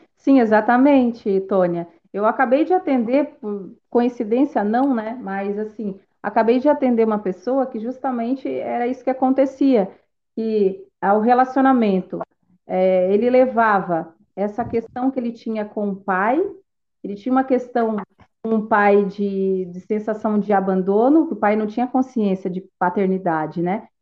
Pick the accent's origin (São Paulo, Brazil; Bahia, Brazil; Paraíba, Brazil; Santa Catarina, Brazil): Santa Catarina, Brazil; Tubarão; eu sou de Tubarão, Santa Catarina